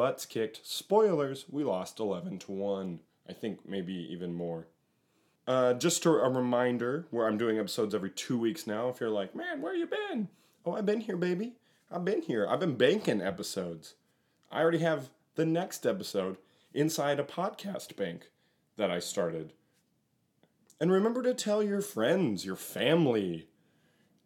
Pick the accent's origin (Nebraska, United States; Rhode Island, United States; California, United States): Nebraska, United States; Omaha; now in Seattle, United States; I'm from Omaha, Nebraska